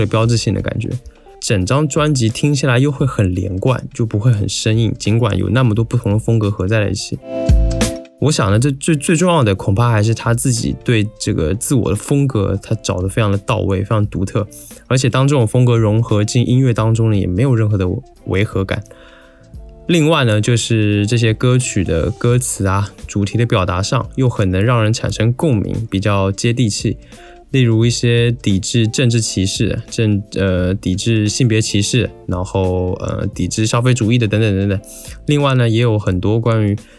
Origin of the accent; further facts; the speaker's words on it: Taiwan; 我作为一个台湾人呢，对此也有一些自己的体会吧